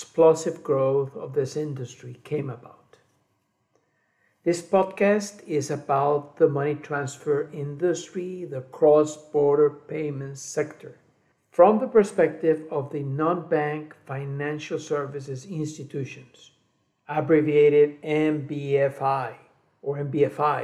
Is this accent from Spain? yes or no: no; Colombia; moved away as an adult; also born or lived in Guatemala / United States / Cali, Colombia; I was born in Guatemala, raised in Colombia, and a migrant in the US for 3 decades